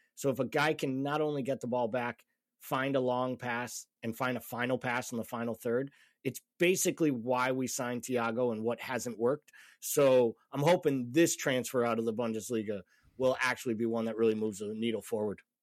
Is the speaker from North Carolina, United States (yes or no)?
no; Massachusetts, United States; I'm from Massachusetts